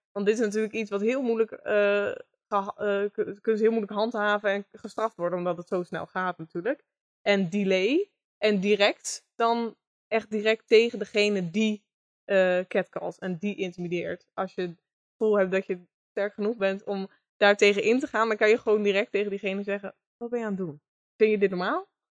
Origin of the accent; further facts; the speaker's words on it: Groningen, Netherlands; geboren en getogen in Groningen